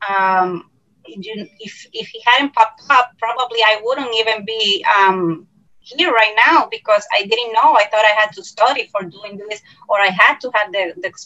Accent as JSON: {"language": "English", "country": "Puerto Rico", "said": "from Puerto Rico."}